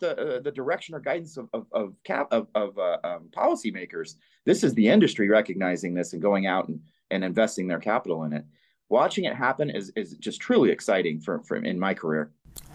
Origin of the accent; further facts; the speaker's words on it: Nevada, United States; my home state